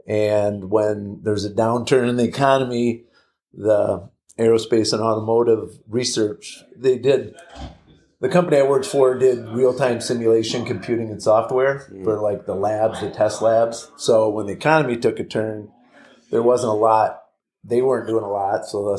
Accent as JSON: {"language": "English", "town": "Ann Arbor", "region": "Michigan", "country": "United States", "said": "Yeah, I'm from the Ann Arbor, Michigan area."}